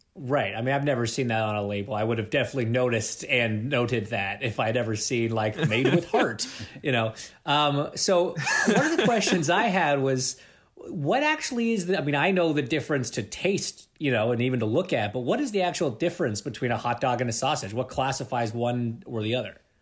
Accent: Toronto, Ontario, Canada; I'm from Toronto

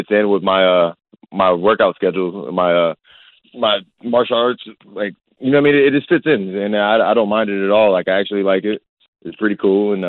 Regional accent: Texas, United States; I'm a Texan, but I'm a bougie Texan

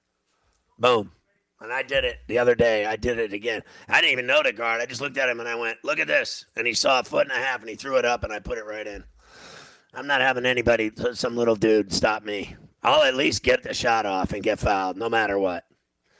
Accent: Pittsburgh, Pennsylvania, United States; I'm from Pittsburgh

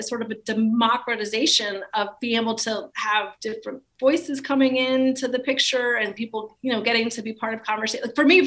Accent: Miami, Florida, United States; I'm from Miami in the 1970s and 80s

